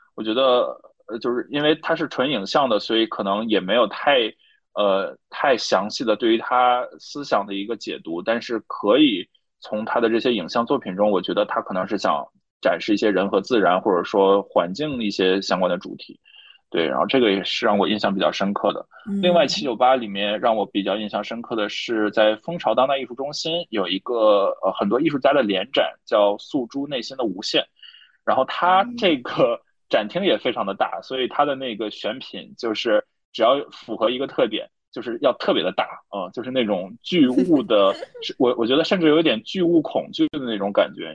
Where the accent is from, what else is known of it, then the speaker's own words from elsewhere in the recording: Northeast China, China; now in Shanghai, China; 我在东北生活长大